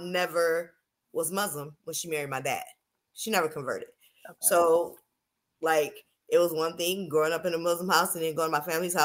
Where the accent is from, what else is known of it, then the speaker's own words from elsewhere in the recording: Detroit, Michigan, United States; I'm Black American from Detroit